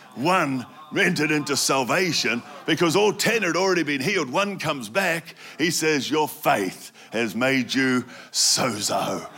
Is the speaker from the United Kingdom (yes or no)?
no; New Zealand; I grew up in New Zealand